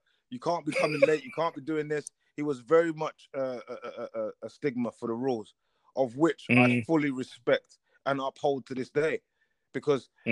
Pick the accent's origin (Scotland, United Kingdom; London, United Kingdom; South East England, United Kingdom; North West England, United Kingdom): London, United Kingdom; I'm a guy from Tottenham, just grew up on the thing